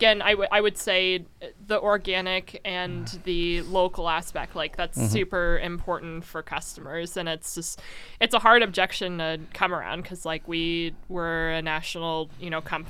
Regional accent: Midwest, United States; And I mean, I grew up around the Midwest, nice culture or whatever

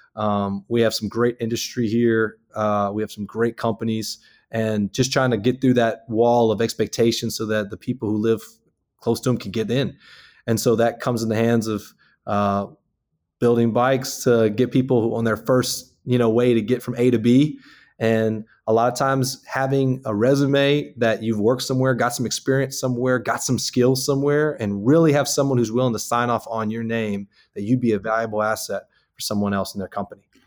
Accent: Houma, Louisiana, United States; moved away as an adult; also born or lived in Lafayette, Louisiana; now in Baton Rouge, United States; I'm from Houma, Louisiana

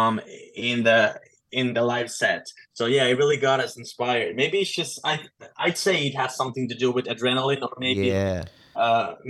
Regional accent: Finland; We're from Finland

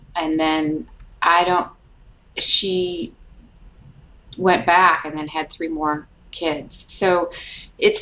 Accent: Detroit, Michigan, United States; moved away as an adult; also born or lived in New York City; now in Alabama, United States; I grew up in Detroit, and my parents are from Detroit

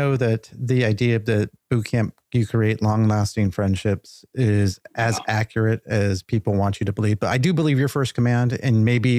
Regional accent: Southern California, United States; I grew up in Southern California.

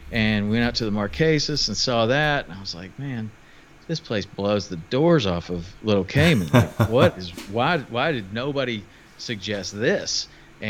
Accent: Tennessee, United States; moved away as an adult; also born or lived in Jackson, Wyoming; I grew up in Tennessee

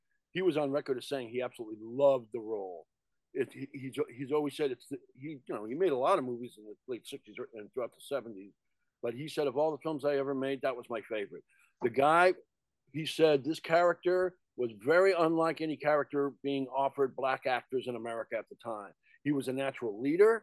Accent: New York, United States; not far from where I was born. It was shot in Coney Island

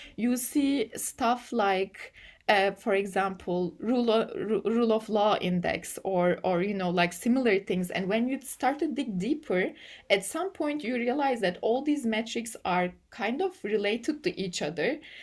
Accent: Turkey; English is a second language; I come from Turkey

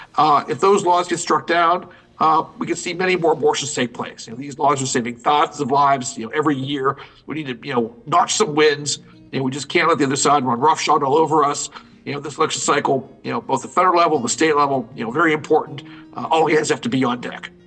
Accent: Maryland, United States; Maryland, my home state

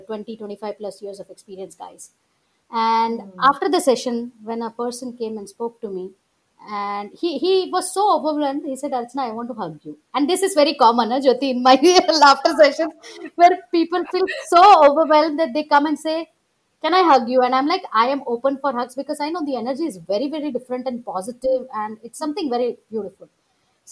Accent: Ahmedabad, Gujarat, India; moved away; I often go to Ahmedabad in Gujarat, which is my hometown

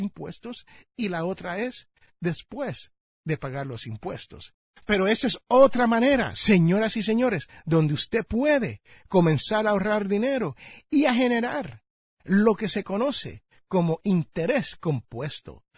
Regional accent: United States; aquí en el barrio donde yo nací

